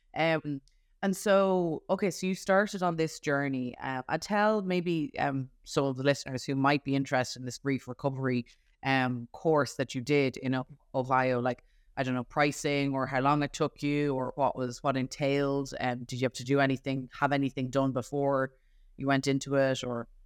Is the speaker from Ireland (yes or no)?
yes; Ireland; a female teenage girl growing up in Ireland